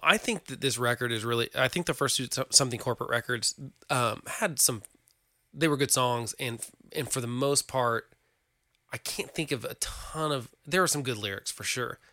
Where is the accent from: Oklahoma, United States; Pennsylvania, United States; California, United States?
Oklahoma, United States; we're from Oklahoma